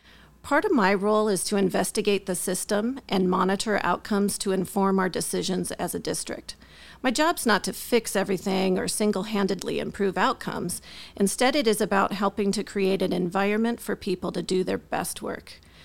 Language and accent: English; North Dakota, United States; born there; also born or lived in California / Wisconsin / Arkansas / Guam; So to keep it simple, I'll just say I was born in North Dakota. I attended kindergarten in Merced when my dad was stationed at Castle Air Force Base, and I graduated from high school in Wisconsin.